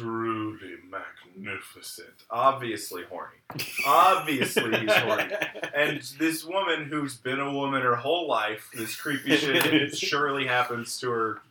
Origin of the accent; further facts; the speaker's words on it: Midwest, United States; I'm from the Midwest